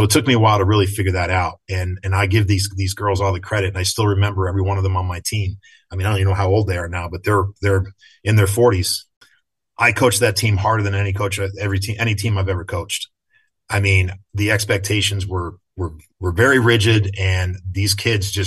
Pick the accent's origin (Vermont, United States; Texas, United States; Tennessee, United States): Vermont, United States; Craftsbury; I was in high school, even though I was from Craftsbury